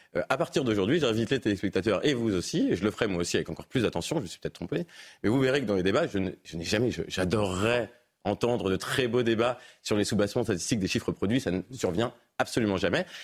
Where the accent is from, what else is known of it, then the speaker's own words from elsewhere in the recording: Paris, Île-de-France, France; Je suis parisien